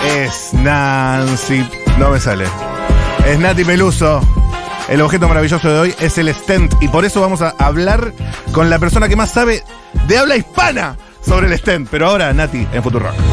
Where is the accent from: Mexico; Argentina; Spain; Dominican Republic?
Argentina; como argentino